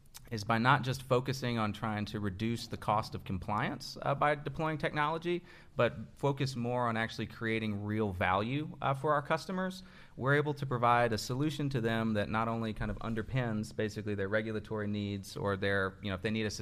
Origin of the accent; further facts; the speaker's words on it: Lexington, Kentucky, United States; I'm from here in Lexington, grew up, went to Paul Lawrence Dunbar